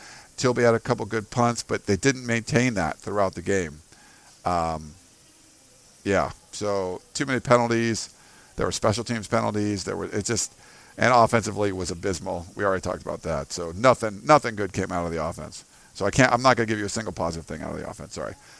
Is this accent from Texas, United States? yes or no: yes; Houston, Texas, United States; I grew up in Houston, and my dad played.